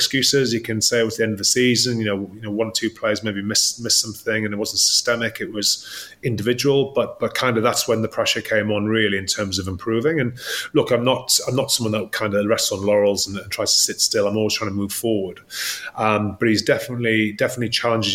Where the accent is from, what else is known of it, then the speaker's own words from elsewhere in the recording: Newcastle upon Tyne, North East England, United Kingdom; I'm from Newcastle, so some words don't quite sound right